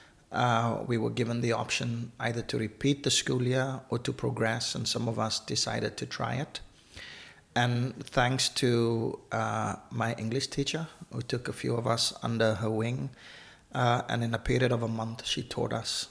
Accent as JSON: {"language": "English", "town": "Cape Town", "region": "Western Cape", "country": "South Africa", "tie": "born or raised there", "also_born_or_lived": "Namibia", "moved": "as an adult", "lives_now": "Northern Ireland, United Kingdom", "said": "growing up in South Africa"}